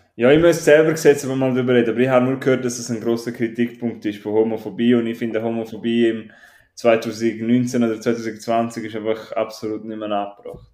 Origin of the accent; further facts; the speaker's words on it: Switzerland; ich bin Schweizer